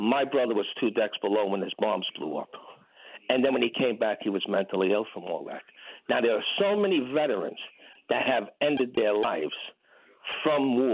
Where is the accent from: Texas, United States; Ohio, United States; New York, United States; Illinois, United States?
New York, United States; now in Brooklyn, United States; I was from Woodside. I grew up there as a kid